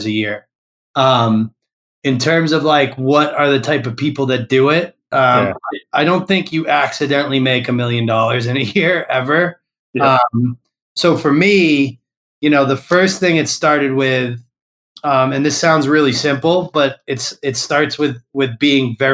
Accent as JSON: {"language": "English", "region": "Massachusetts", "country": "United States", "tie": "born or raised there", "said": "I grew up in Massachusetts"}